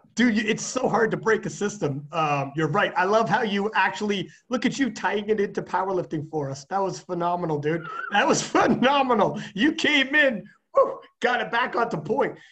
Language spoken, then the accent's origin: English; Canada; I'm a Canadian